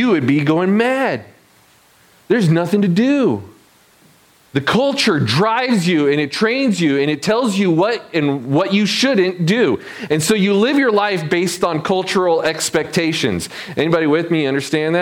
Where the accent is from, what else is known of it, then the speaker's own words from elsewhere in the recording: Michigan, United States; moved away; also born or lived in South Carolina / New York City; I moved from my Midwestern hometown down to the South